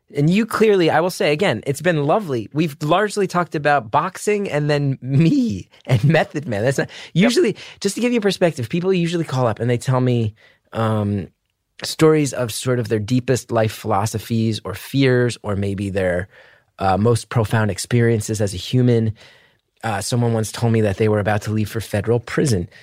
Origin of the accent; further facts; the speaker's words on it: New Jersey, United States; I grew up in the Northeast in the 90s.